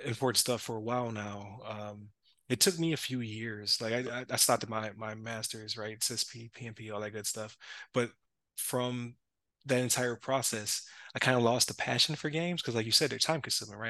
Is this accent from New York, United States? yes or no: yes; Buffalo, New York, United States; we're from Buffalo